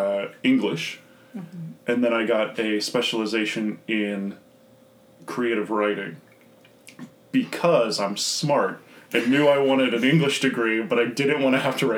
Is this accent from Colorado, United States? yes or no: no; Vero Beach, Florida, United States; also born or lived in Tampa, Florida / St. Petersburg, Florida; now in Savannah, United States; I was born in Vero Beach, Florida, which is nowhere Florida. It's on the beach, which is nice. And then for college, I moved to Tampa. So I was in the Tampa Bay area for about 10 years